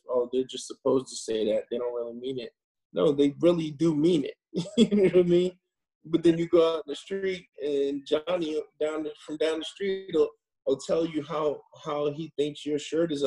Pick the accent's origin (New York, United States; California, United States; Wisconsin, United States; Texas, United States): New York, United States; New York City; moved away; also born or lived in Los Angeles; growing up in the Bronx, New York, I was always interested in film and television